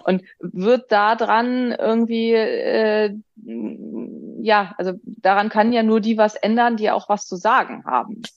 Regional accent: Northern Germany, Germany; ich bin ja aus Norddeutschland.

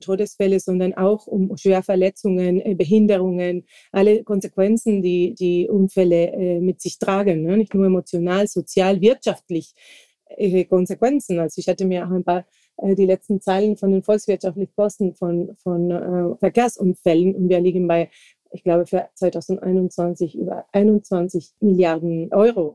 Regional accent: Santa Cruz de la Sierra, Santa Cruz, Bolivia; German is a second language; moved away as an adult; now in Germany; ich komme ursprünglich aus Bolivien, Südamerika

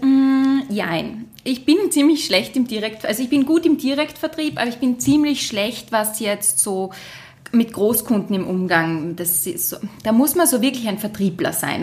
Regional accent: Graz, Styria, Austria; als Grazerin

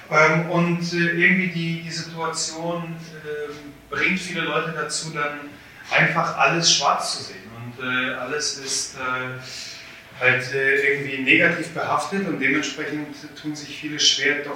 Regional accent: Poland; ich muss ja ein bisschen meckern, äh, was äh, meine, meine Heimat angeht. Ähm, wir haben leider in Polen einen, einen großen Neidfaktor

